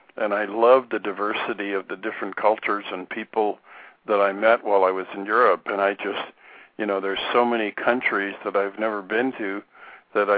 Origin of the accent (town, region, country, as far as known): United States